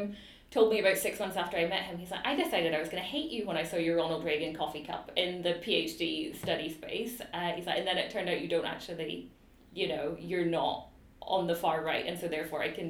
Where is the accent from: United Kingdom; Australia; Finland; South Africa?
United Kingdom; now in Edinburgh, United Kingdom; I was British